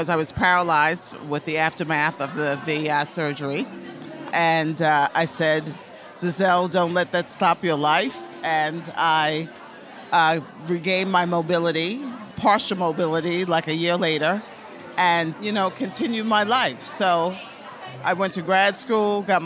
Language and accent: English; New York City, New York, United States; also born or lived in Caribbean; I'm originally from the Caribbean, but I grew up here in New York City